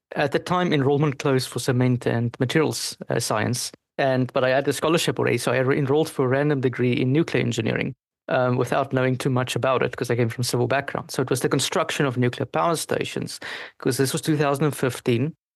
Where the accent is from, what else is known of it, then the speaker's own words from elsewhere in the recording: South Africa; first language Afrikaans; English is a second language; now in Paris, France; I'm South African in origin and I speak my home language was Afrikaans.